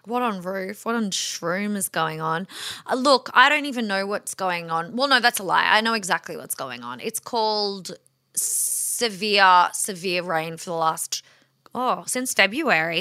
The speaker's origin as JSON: {"language": "English", "country": "Australia", "said": "we are Australian"}